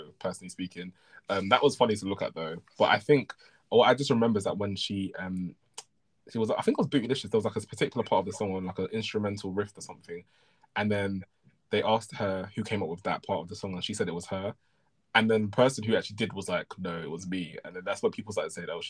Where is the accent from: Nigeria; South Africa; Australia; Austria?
Nigeria; as a Nigerian person